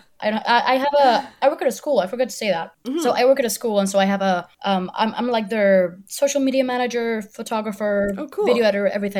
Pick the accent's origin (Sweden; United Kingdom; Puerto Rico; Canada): Puerto Rico; I am from Puerto Rico. I'm 26 years old.